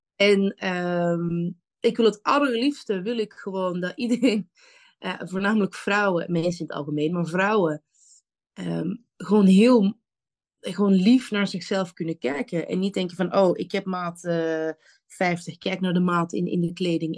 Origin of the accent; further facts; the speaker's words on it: Antwerp, Flanders, Belgium; now in The Hague, Netherlands; Ik ben kom oorspronkelijk uit Antwerpen